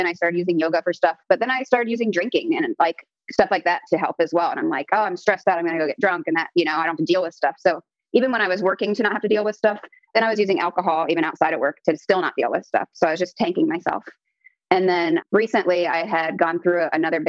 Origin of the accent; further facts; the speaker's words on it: Columbus, Ohio, United States; moved away as an adult; now in San Jose, United States; I am from Columbus, Ohio originally.